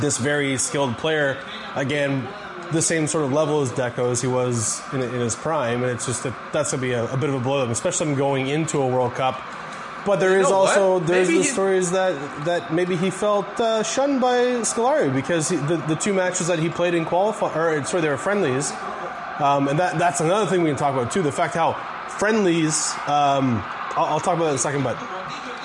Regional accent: Canada; born and raised in Canada, I can't even qualify for a UK passport because of my lineage

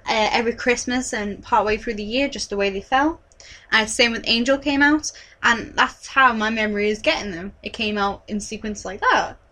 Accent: United Kingdom; we're British

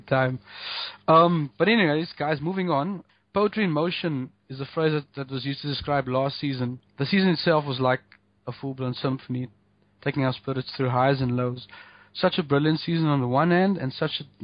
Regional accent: South Africa; being South African

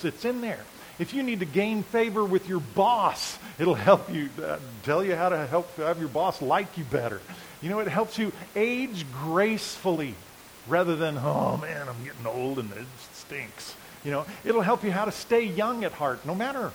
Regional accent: United States; we as American people

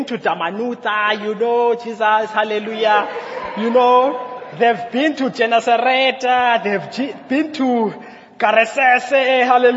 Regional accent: Mthatha, Eastern Cape, South Africa; I was born in Umtata, and I was placed around, I've been in places around Umtata

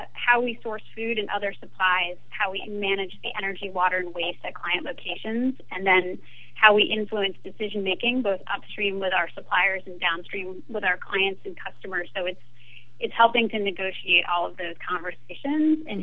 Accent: Maine, United States; moved away as an adult; also born or lived in France; I grew up in Maine with Acadia National Park as my backyard

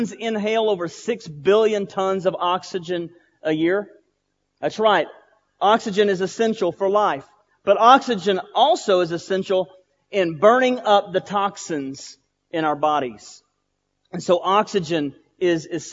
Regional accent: Boyd, Texas, United States; I was at Trinity Baptist Church in Boyd, Texas. That's my hometown

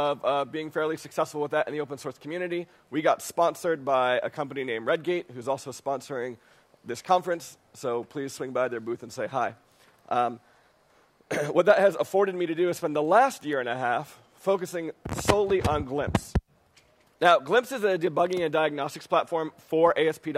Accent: New York City, New York, United States; I'm from New York City.

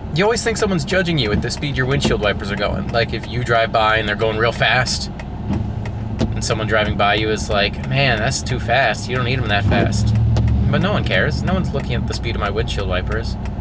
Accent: Hershey, Pennsylvania, United States; my hometown

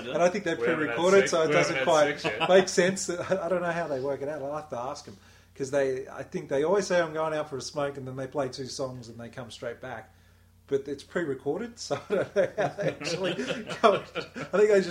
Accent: Australia; That's right, I'm Australian.

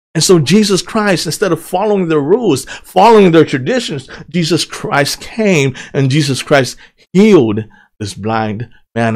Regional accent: United States; also born or lived in Thailand; I was two years old when we came to the United States of America

